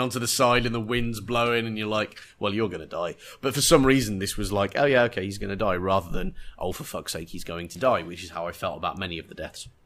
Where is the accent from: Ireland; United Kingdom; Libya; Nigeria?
United Kingdom; England; being English